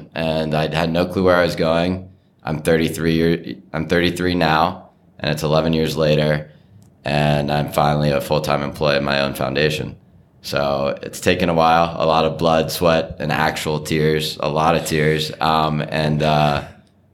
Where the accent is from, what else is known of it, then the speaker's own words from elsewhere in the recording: Bexley, Ohio, United States; also born or lived in Madison, Wisconsin; I grew up in Bexley.